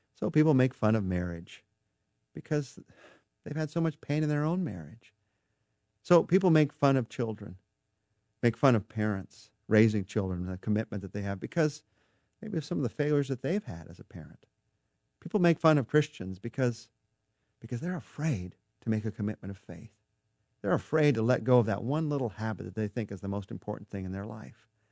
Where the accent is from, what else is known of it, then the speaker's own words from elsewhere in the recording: United States; we're American